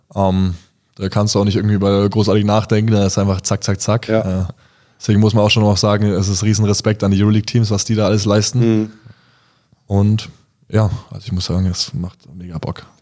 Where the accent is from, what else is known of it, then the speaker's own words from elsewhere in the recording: Bayreuth, Bavaria, Germany; moved away; also born or lived in Bamberg; ich komme aus Bayreuth und ich äh, liebe meine Heimatstadt